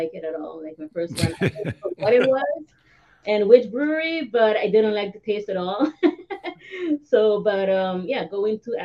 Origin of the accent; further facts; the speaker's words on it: Aruba; moved away; I was born in Aruba. He lived in Aruba as well. You know, island, super warm, super hot.